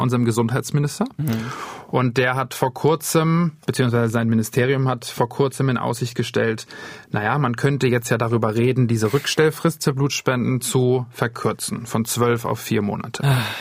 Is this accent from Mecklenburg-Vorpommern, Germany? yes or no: yes; Wismar, Mecklenburg-Vorpommern, Germany; moved away; also born or lived in Sweden; in Wismar geendet, wo ich herkomme